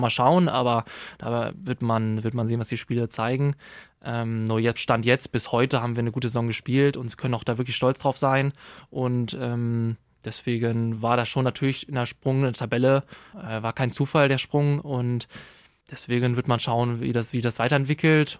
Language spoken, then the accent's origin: German; Hameln, Lower Saxony, Germany; also born or lived in Burgdorf; Ich bin ja zu, weiterhin im Schiller Gymnasium Hameln zur Schule gegangen